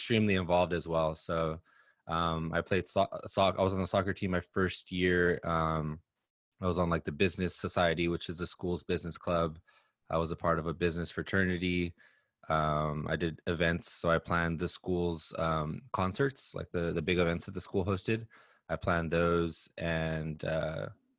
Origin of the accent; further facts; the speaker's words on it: Los Angeles, California, United States; also born or lived in Inland Empire, California; I grew up in Los Angeles. I lived in the Inland Empire, which is like suburb area of LA for some of my upbringing as well.